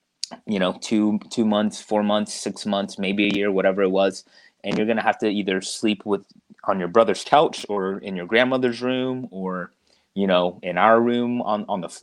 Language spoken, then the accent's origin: English; Stockbridge, Georgia, United States; also born or lived in Stone Mountain, Georgia; we moved from Stone Mountain to Stockbridge, Henry County